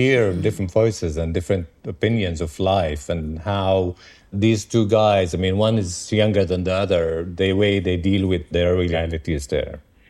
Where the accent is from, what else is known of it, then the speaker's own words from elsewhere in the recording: Tel Aviv, Tel Aviv District, Israel; also born or lived in Jerusalem; I grew up in Jerusalem and then Tel Aviv in 70s, 80s, where it was still kind of naive, thinking everything is going to be fine.